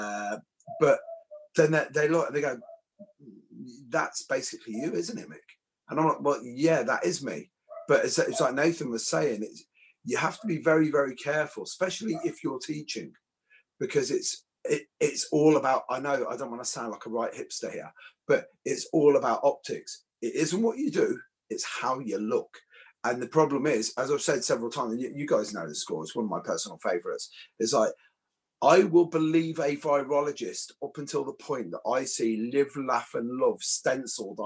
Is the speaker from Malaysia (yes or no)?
no; Ireland; I'm an Irish construction worker